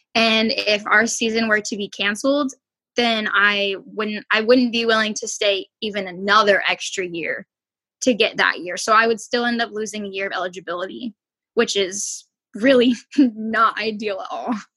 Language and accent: English; South Lake Tahoe, California, United States; I grew up in Tahoe